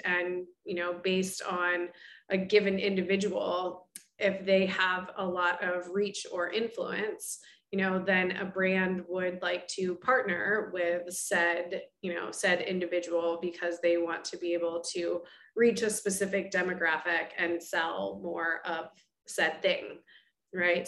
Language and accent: English; Oregon, United States; moved away as an adult; now in Chicago, United States; I'm originally from Oregon and grew up as an athlete myself